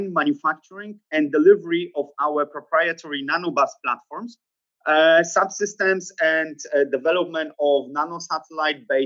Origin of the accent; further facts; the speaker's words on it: Poland; also born or lived in Cambridge, United Kingdom; I'm originally here from Poland